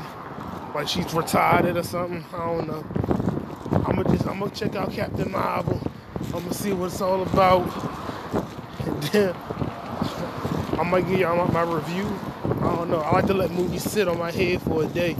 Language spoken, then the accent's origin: English; United States; Nationality is American. Ivorian is the ethnicity.